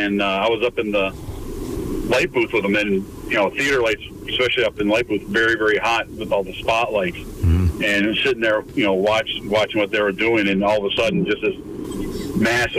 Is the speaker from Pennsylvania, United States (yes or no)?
no; Western New York, United States; moved away; I am from Western New York, and actually went to school in Jamestown, Jamestown Community College